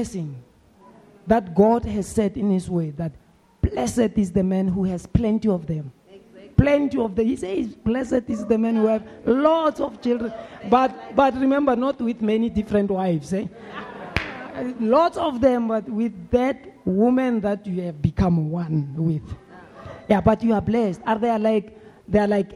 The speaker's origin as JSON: {"language": "English", "town": "Soweto", "region": "Gauteng", "country": "South Africa", "tie": "born or raised there", "said": "as a young boy growing up in Midlands, in Soweto"}